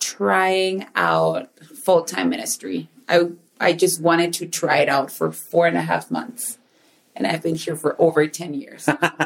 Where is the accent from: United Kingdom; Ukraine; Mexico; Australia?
Mexico; Ciudad Juárez, Chihuahua; first language Spanish; English is a second language; moved away as an adult; also born or lived in Oaxaca; now in Puebla, Mexico; we moved to Juarez, which is a border with El Paso, Texas.